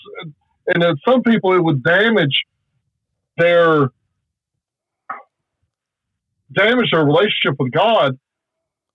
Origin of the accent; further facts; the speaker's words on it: South Alabama, United States; I'm from South Alabama. We have certain dialects of how we talk down here